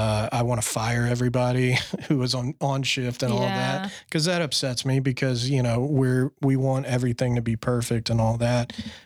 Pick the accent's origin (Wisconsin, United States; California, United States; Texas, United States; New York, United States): Texas, United States; Fort Worth; being in Fort Worth, my hometown, you know, where you're from